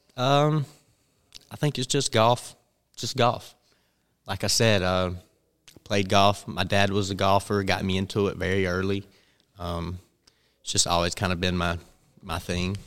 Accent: Bennettsville, South Carolina, United States; I'm from Bennett'sville, which is about forty-five minutes from Florence

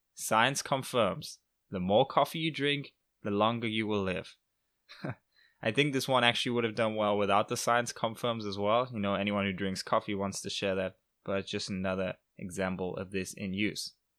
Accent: England, United Kingdom; moved away; I am back in England for his sixtieth birthday, so I was just flew, literally just flew today to my hometown

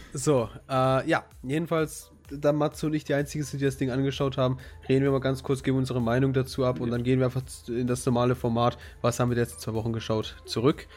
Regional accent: Germany; als Deutscher

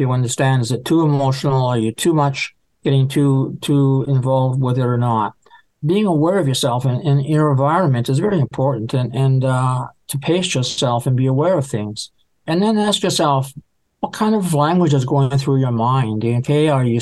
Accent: Canada; I'm from Canada

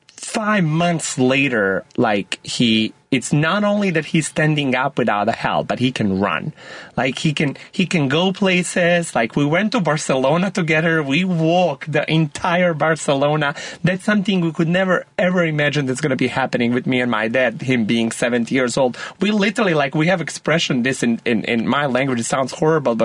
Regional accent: Montenegro; I grew up in Montenegro

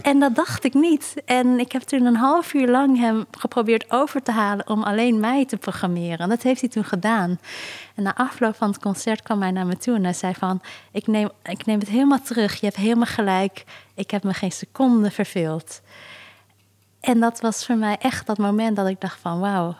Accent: South Korea; moved away; Zuid-Korea, dus waar ik vandaan kom

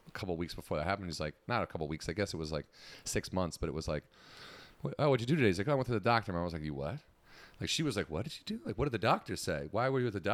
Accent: Warrenville, Illinois, United States; I grew up in Warrenville, Illinois, which is southwest suburbs of Chicago

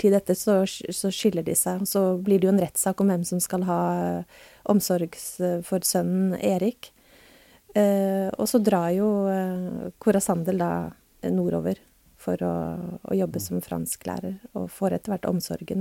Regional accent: Tromsø, Troms, Norway; moved away as an adult; also born or lived in Oslo; jeg flytta også fra Oslo til eh, Tromsø da jeg var tolv.

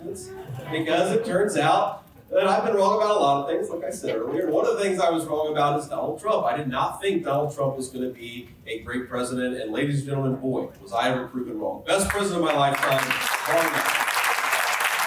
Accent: Middletown, Ohio, United States; I grew up in Middletown, Ohio, pretty much clear on the other side of the state

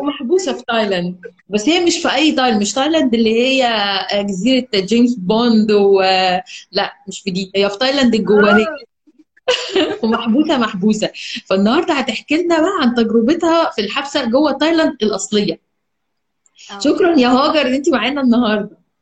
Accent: Egypt; احنا عندنا في مصر هنا

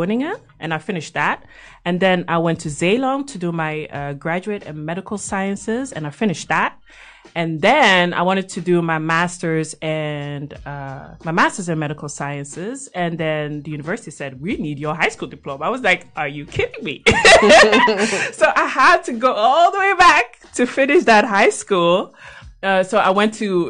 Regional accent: Belgium; moved away as an adult; now in Netherlands; I was born and bred in Belgium

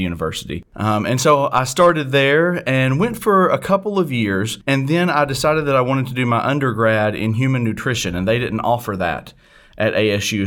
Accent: Harrisburg, Arkansas, United States; moved away; I actually grew up in a small town called Harrisburg, Arkansas, which is in the northeast corner of the state

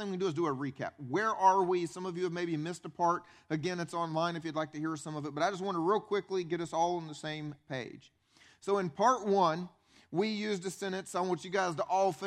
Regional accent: upstate South Carolina, United States; I grew up here in South Carolina. I grew up, though, upstate, right below the state line.

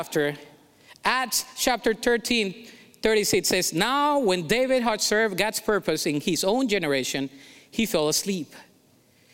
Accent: Colombia; accent: Colombian; English is a second language; moved away; I was born in Colombia

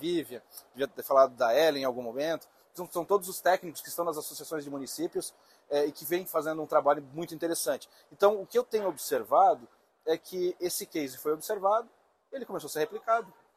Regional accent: Santa Catarina, Brazil; eu, sendo catarinense

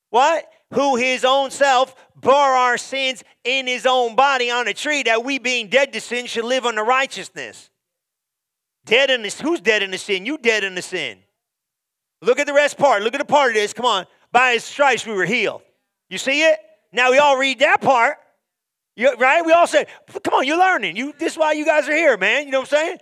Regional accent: Guyana; now in United States; I'm from Guyana, came to America

